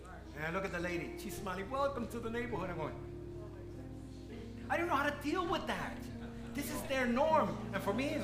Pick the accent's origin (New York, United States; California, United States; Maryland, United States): New York, United States; moved away as an adult; now in Lancaster, United States; I'm born and raised in New York.